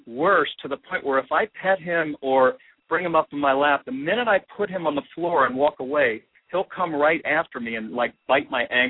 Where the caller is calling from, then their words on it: Oak View, California, United States; I'm calling from Oakview, right next to Ojai, where you are.